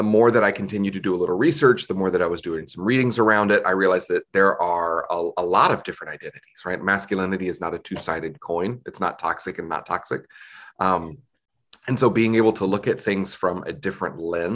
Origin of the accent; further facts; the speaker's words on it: Southeast United States, United States; growing up in the Southeast United States